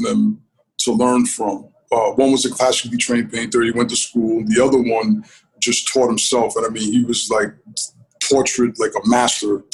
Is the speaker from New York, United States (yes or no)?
yes; Rockland County, New York, United States; where I grew up in Rockland County